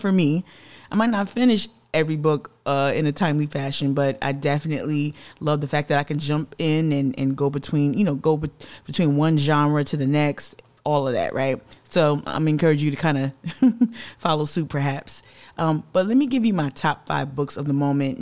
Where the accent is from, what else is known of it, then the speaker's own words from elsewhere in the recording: New Jersey, United States; now in Charleston, United States; a Gullah Geechee descendant, born and raised in Jersey